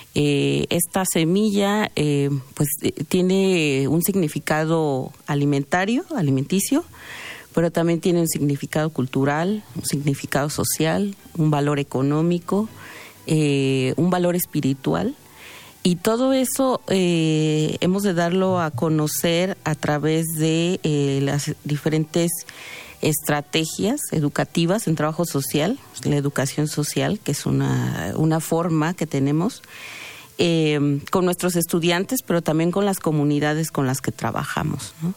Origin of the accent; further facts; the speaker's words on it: Mexico; nuestra identidad como como mexicanos, mexicanas